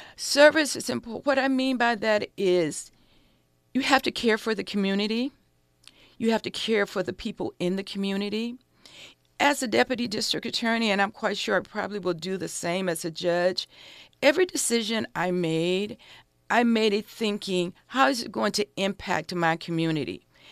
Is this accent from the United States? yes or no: yes; Los Angeles, California, United States; I grew up in South Central Los Angeles. I went to Manual Arts High School.